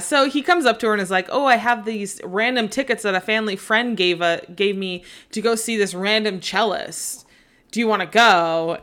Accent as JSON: {"language": "English", "area": "the Northwest", "region": "Pacific Northwest", "country": "United States", "tie": "born or raised there", "moved": "yes", "lives_now": "Arizona, United States", "said": "growing up in the Northwest"}